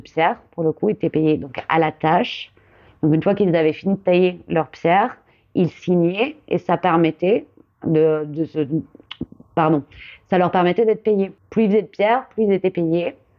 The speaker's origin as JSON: {"language": "French", "area": "Gironde", "region": "Nouvelle-Aquitaine", "country": "France", "tie": "born or raised there", "said": "je suis originaire de Gironde euh, où, je vis et, euh, et, je travaille encore et toujours plutôt en, en tant que donc que maçonne pierre. Et j'ai grandi du coup en Gironde"}